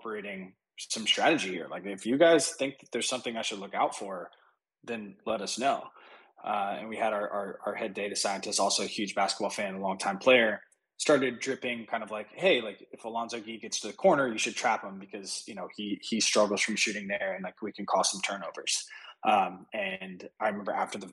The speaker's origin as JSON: {"language": "English", "country": "United States", "tie": "born or raised there", "said": "I grew up right outside Washington, D.C."}